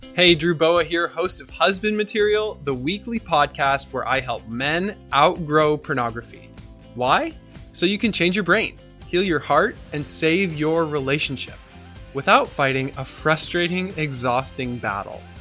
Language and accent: English; Reims, Grand Est, France; English is a second language; I was born in Reims. All my family has been uh, based in Reims